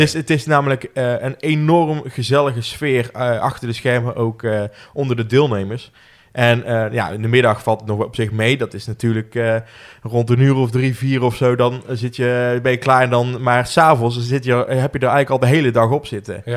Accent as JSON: {"language": "Dutch", "town": "Roosendaal", "region": "North Brabant", "country": "Netherlands", "tie": "born or raised there", "said": "Geboren en getogen in Roosendaal"}